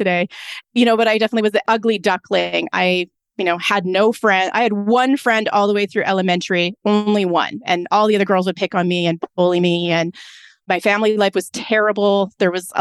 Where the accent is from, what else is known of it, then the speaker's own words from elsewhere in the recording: Lethbridge, Alberta, Canada; I'm from the Lethbridge area. I was born in Lethbridge, Alberta.